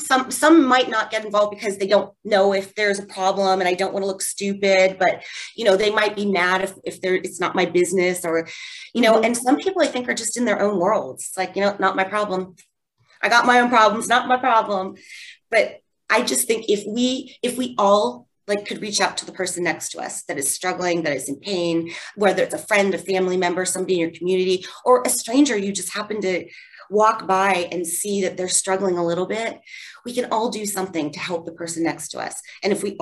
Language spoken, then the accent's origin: English; Wooster, Ohio, United States; I grew up in Worcester, Ohio, a small town